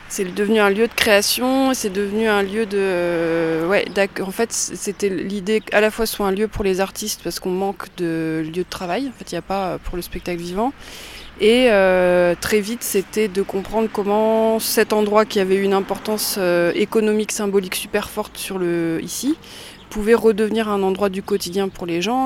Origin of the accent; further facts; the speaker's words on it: Langres, Grand Est, France; je suis née à Langres, j'ai grandi à Langres, après je suis partie, j'ai fait des études ailleurs et je suis revenue en Haute-Marne en 2008